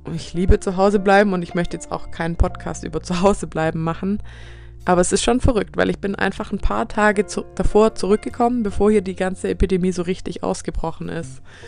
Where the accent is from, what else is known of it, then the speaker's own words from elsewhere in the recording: Swabia, Baden-Württemberg, Germany; accent: Swabian; dass mein Dialekt hier rauskommt und zu hören ist